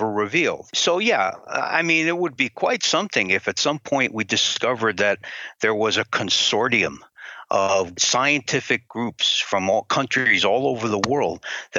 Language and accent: English; Connecticut, United States; My home state of Connecticut